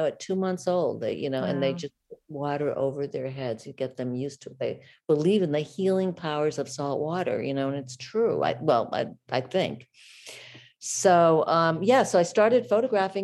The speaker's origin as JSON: {"language": "English", "country": "United States", "also_born_or_lived": "Boston / Mexico", "said": "I'm an American"}